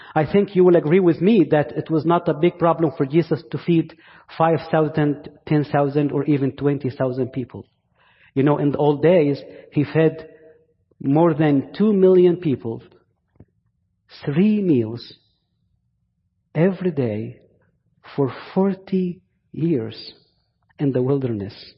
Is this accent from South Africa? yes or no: no; Egypt; accent: Egyptian; English is a second language; now in Virginia, United States; my Egyptian accent